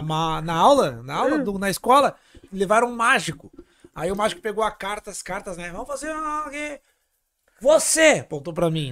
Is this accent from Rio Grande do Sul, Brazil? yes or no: yes; Porto Alegre, Rio Grande do Sul, Brazil; moved away as an adult; also born or lived in Laguna; now in Florianópolis, Brazil; o mês que eu nasci em Laguna, eu fui morar em Porto Alegre